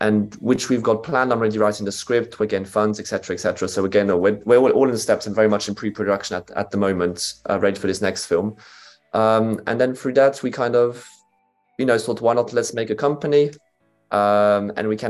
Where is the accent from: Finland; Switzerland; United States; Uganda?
Switzerland; moved away as an adult; now in United Kingdom; I'm originally a Swiss filmmaker with some British roots too